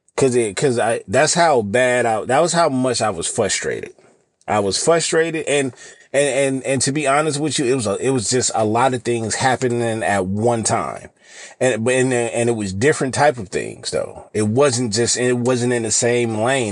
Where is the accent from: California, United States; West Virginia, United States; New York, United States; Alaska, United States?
California, United States; I live in California, born and raised in California